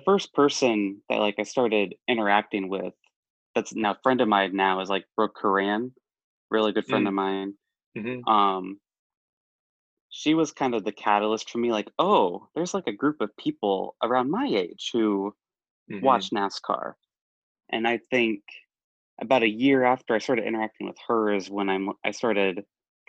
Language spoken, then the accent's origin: English; Sioux City, Iowa, United States; my hometown had two dirt tracks right across the street from each other, Sioux City, Iowa